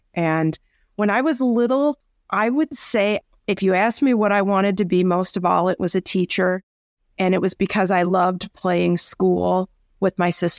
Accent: Dubuque, Iowa, United States; now in Colorado, United States; I was a little girl growing up in Iowa. I live in Colorado now, but I was born and raised in Dubuque, Iowa, and had a pretty idyllic childhood.

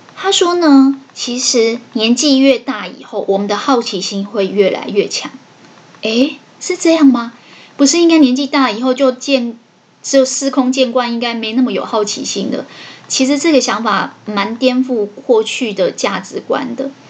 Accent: Taiwan; 我们台湾人的平均寿命大概是六七十岁

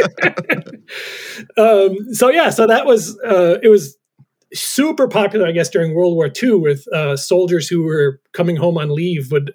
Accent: New York, United States; moved away as an adult; growing up in New York

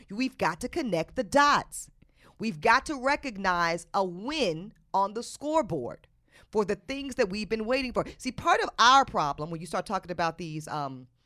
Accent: the South, United States; and I'm from the South. It's a lot of us in the South.

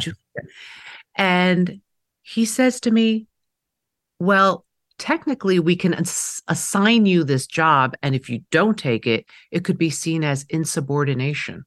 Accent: New York City, New York, United States; first language Mandarin; English is a second language; I was growing up in Queens, New York, in the seventies

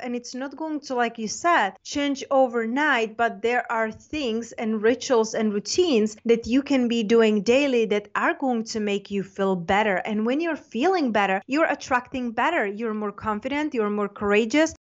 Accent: Czechia; also born or lived in London / Spain; now in United States; I'm from Czech Republic, but I lived in London, Spain, and then I got an offer to go to school in the United States.

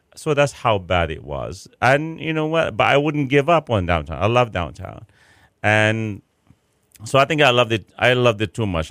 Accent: Chicago, Illinois, United States; now in Houston, United States; I'm from Chicago.

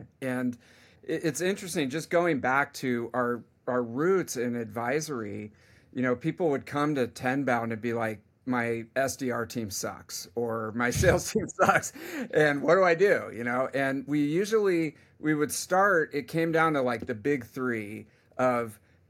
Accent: California, United States; I mean, I'm from the Bay Area, and so tech is kind of in my blood

